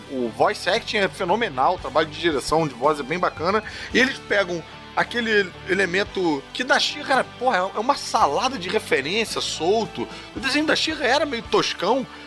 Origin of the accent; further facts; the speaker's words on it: Brazil; A gente que mudou a língua, né? A gente que variou. Os, o sotaque é nosso